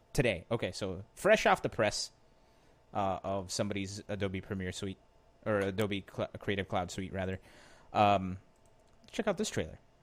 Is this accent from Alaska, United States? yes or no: no; Philadelphia, Pennsylvania, United States; I'm from Philly